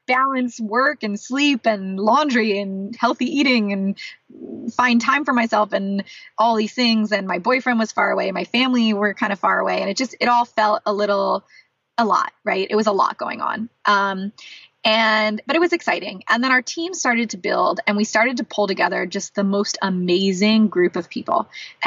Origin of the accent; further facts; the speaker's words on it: San Diego, California, United States; also born or lived in San Francisco Bay Area, California; now in Los Angeles, United States; I'm from San Diego originally, which is about a 2-hour drive from there.